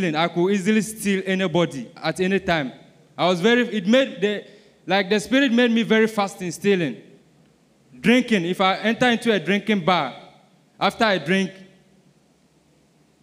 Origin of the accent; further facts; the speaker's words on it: Ghana; I'm from Ghana